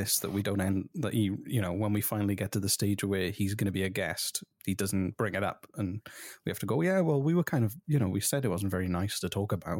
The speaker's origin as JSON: {"language": "English", "region": "Wales", "country": "United Kingdom", "said": "I'm Welsh."}